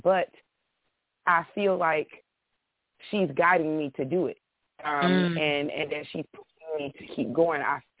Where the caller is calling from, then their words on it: Detroit, Michigan, United States; I'm calling from Detroit.